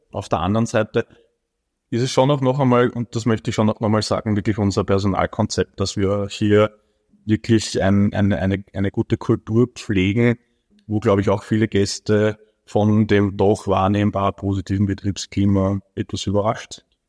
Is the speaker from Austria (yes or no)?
yes; Baden, Lower Austria, Austria; ich als zwar gebürtiger Badener, aber nie in Baden arbeitender